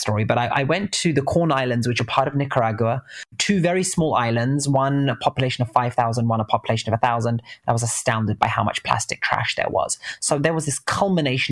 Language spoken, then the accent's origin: English; London, United Kingdom; moved away as an adult; also born or lived in California, United States; now in San Francisco, United States; I'm British. I grew up in between East London and North London.